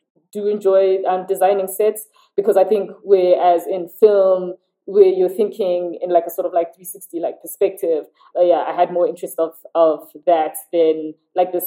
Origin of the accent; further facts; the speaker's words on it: South Africa; also born or lived in London; I lived in South Africa around South Africans